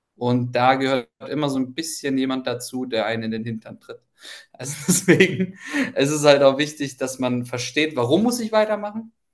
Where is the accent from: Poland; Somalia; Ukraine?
Ukraine; moved away; ich komme ja ursprünglich aus der Ukraine